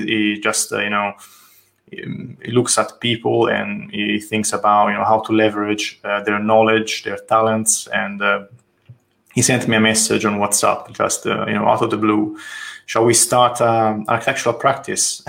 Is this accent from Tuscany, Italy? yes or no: yes; Tuscany, Italy; accent: Italian; English is a second language; moved away as an adult; now in London, United Kingdom; I'm from Italy, as you can judge from my name and my accent, and um, from Tuscany, more precisely. I moved to London in, in 2013.